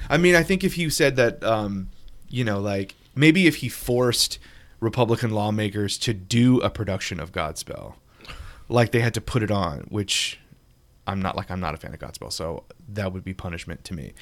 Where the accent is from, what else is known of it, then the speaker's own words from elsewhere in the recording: Louisiana, United States; my home state, Louisiana.